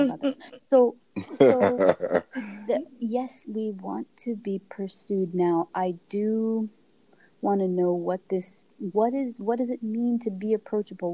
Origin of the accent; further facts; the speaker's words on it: United States; I was born in America